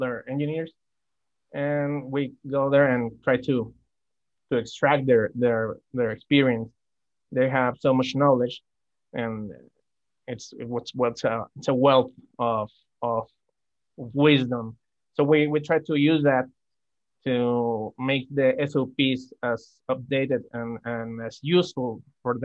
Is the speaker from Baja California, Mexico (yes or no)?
no; Durango, Mexico; now in Guadalajara, Mexico; I was born in Durango, Mexico. I moved to Guadalajara to find better job opportunities.